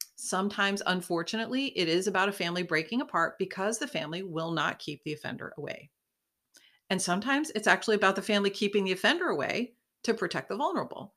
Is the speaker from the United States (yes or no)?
yes; Buffalo, New York, United States; we are from Buffalo